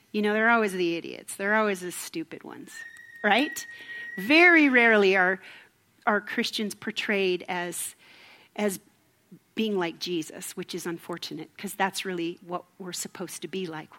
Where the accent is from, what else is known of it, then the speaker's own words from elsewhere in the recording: Minnesota, United States; moved away; I'm from Minnesota